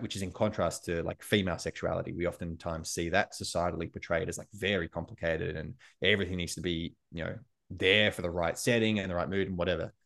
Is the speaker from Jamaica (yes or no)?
no; Australia; also born or lived in United States; as an Australian in America